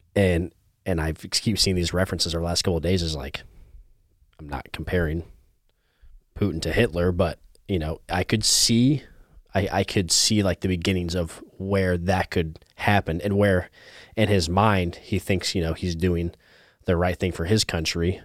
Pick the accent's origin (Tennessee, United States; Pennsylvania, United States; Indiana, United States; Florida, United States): Indiana, United States; moved away; I'm from Indiana